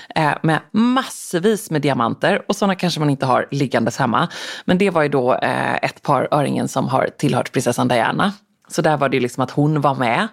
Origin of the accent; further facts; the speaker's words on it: Gothenburg, Västra Götaland, Sweden; som den göteborgare jag och min mamma är